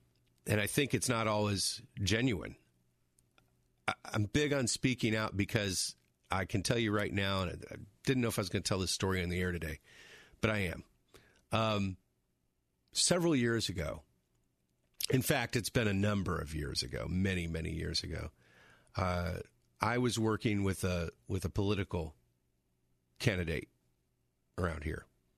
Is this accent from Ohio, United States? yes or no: yes; Toledo, Ohio, United States; born there; also born or lived in Los Angeles / Michigan / North Carolina / Florida; I said, I was born in Toledo. But then I lived in L.A., but then I came back to Michigan, but then we lived in North Carolina